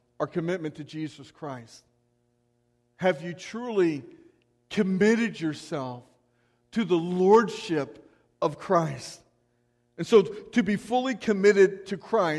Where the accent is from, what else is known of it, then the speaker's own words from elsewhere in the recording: United States; as American believers